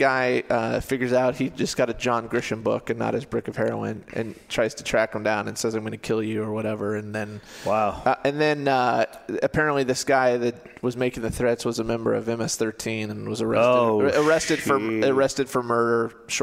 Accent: Ames, Iowa, United States; Growing up in Ames, I heard about a gang that was in Gilbert.

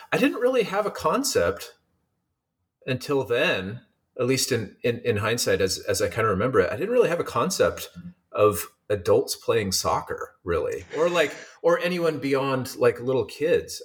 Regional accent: Eugene, Oregon, United States; moved away as an adult; also born or lived in Seattle, Washington; now in San Diego, United States; I grew up in Eugene, Oregon, and went to school in Seattle at the University of Washington

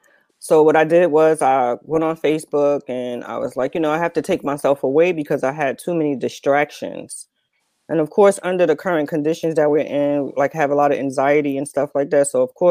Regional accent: Newark, New Jersey, United States; I'm from Newark, New Jersey. But I like to say that I have lived everywhere, but not anywhere at all. Because, you know, I come from a household where we moved a lot.

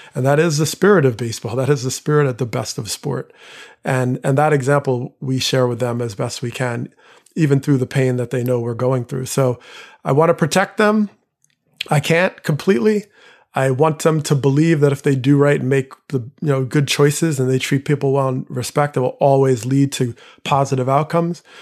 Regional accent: Teaneck, New Jersey, United States; I grew up in Teaneck, New Jersey, one of the first towns to voluntarily desegregate.

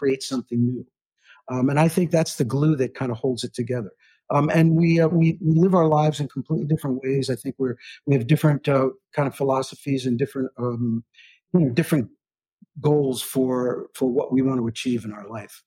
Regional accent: New York City, New York, United States; also born or lived in Aspen, Colorado; now in Nashville, United States; I was born in New York City

